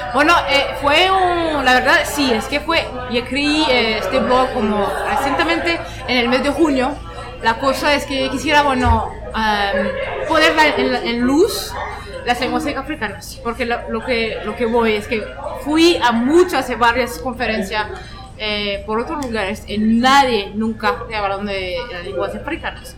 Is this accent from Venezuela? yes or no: no; France; Spanish is a second language; now in Toronto, Canada; vivo en Toronto, nací en Francia, mis padres son de Senegal